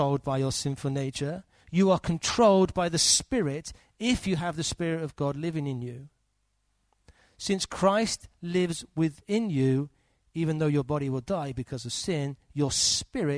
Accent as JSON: {"language": "English", "region": "England", "country": "United Kingdom", "said": "As an Englishman."}